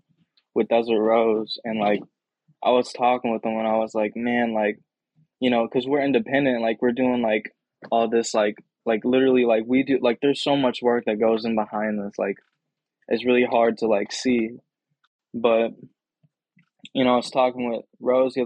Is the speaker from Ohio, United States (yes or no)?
no; St. Louis, Missouri, United States; being from St. Louis, you know, and you know, being really into the hip hop kind of scene, I would say that, being from here